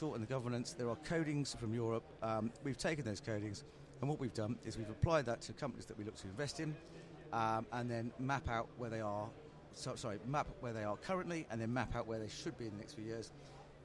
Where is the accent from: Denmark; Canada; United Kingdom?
United Kingdom; Worcestershire, West Midlands; moved away; I'm originally from Worcestershire